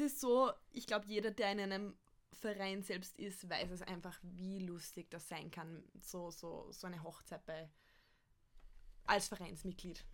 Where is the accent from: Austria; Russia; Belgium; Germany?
Austria; bei uns in Österreich